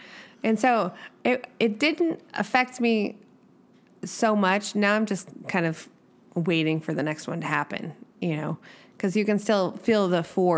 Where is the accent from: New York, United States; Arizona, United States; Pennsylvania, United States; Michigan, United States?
Arizona, United States; now in Ridgecrest, United States; I'm from Arizona? The earth doesn't shake there.